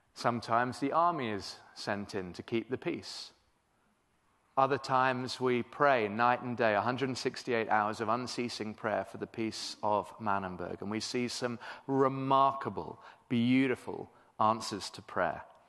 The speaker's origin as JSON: {"language": "English", "region": "England", "country": "United Kingdom", "moved": "as an adult", "lives_now": "Cape Town, South Africa", "said": "I am British originally"}